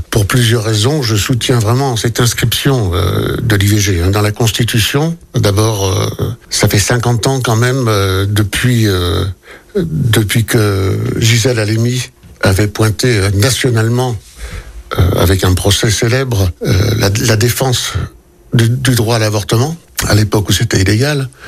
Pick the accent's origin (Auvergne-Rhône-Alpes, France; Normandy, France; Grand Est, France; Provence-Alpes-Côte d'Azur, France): Auvergne-Rhône-Alpes, France; Saint-Fons; nous sommes des Symphoniards et nous restons des Symphoniards.